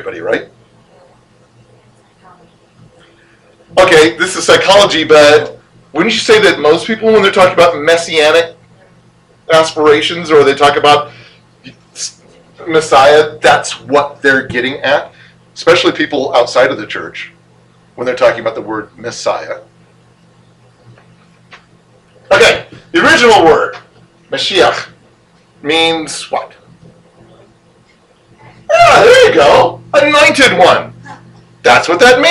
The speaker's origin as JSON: {"language": "English", "region": "Illinois", "country": "United States", "said": "I'm from Illinois"}